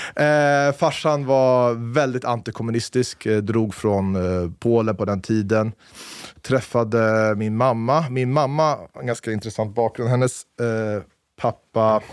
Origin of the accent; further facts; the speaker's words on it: Stockholm, Stockholm County, Sweden; moved away as an adult; now in Saudi Arabia; Född på Fridhemsplan, uppvuxen på Torhusplan. Eller Västerbroplan, rättare sagt. Mittemot DN-huset.